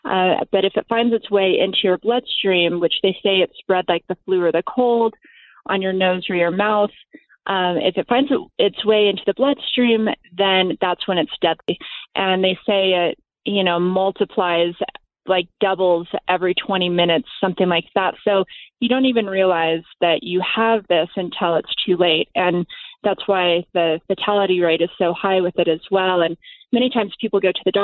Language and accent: English; Las Vegas, Nevada, United States; I grew up in Las Vegas